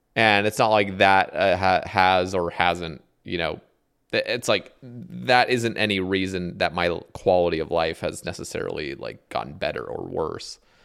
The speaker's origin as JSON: {"language": "English", "region": "Oregon", "country": "United States", "tie": "born or raised there", "also_born_or_lived": "Alabama", "said": "I moved from Alabama to Ore-, back to Oregon. I grew up in Oregon, and it's very liberal here"}